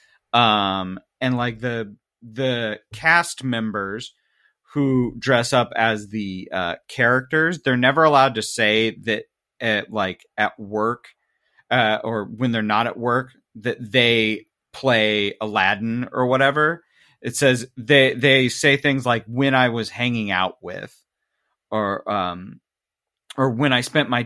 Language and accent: English; Midwest, United States; I'm from the Midwest